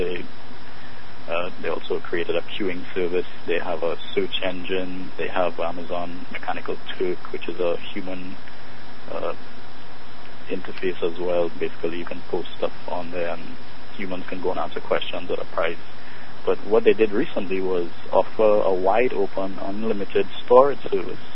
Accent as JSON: {"language": "English", "country": "Trinidad & Tobago", "moved": "yes", "said": "I'm originally from Trinidad"}